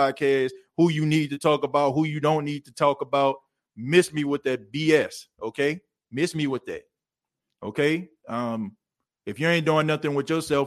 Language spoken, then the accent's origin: English; New Orleans, Louisiana, United States; moved away; I am from the Night Ward